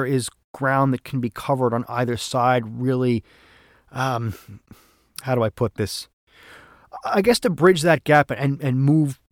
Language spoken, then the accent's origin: English; New York, United States; accent: New York; I'm like five generations living here, and he didn't even recognize my accent as being a New York accent.